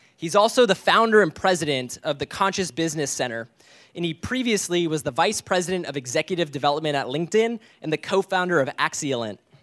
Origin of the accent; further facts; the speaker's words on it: Argentina; I'm from Argentina